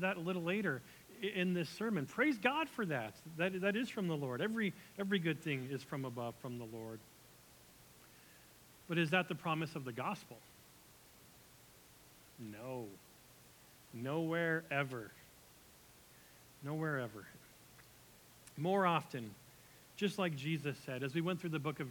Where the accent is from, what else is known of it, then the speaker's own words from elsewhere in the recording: United States; we're American